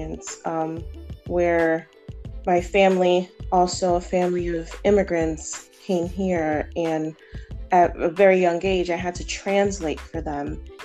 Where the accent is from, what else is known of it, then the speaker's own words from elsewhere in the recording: United States; being an American myself